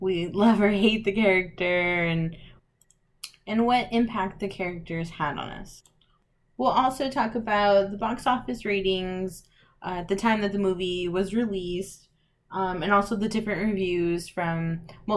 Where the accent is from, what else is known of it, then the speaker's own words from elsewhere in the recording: El Paso, Texas, United States; moved away as an adult; now in Midland, United States; I am from El Paso, Texas, so shout out to the 915.